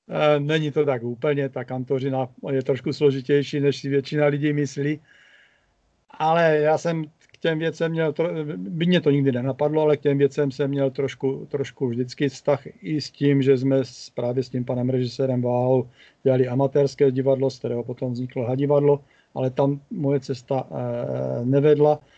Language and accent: Czech; Prostějov, Olomouc Region, Czechia; Prostějovem, což je moje rodné město a město, ve kterém pořád žiju